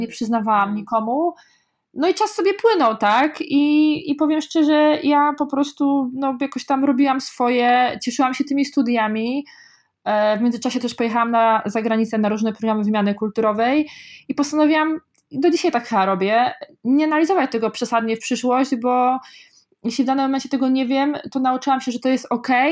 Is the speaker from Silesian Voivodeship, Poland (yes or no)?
no; Kozienice, Masovian Voivodeship, Poland; now in Warsaw, Poland; najpierw wychowałam się w ogóle takiej bardzo małej, ma, małej wsi przez pierwsze 10 lat życia, potem niedaleko e, dalej przeprowadziliśmy się do, pod małe miasteczko też yy, Kozienice, Mm, ja nie mieszkałam w samych Kozienicach, tuż pod Kozienicami